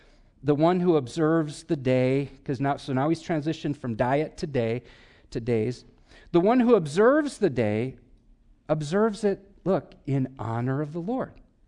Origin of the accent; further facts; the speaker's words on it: Wisconsin, United States; come on, I'm from Wisconsin. That's all I could think about.